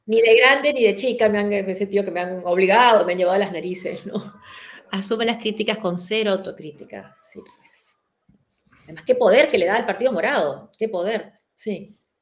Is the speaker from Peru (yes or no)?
yes; Peru; moved away